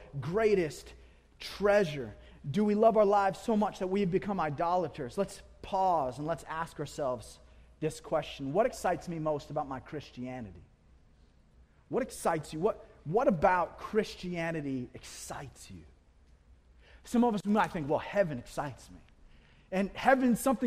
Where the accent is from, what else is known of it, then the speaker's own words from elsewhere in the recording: United States; We are American.